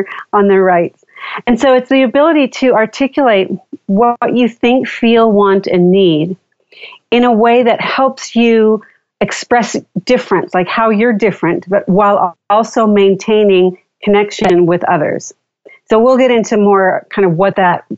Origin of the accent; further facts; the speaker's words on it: Southern California, United States; I grew up in Southern California and spent a lot of time at the beach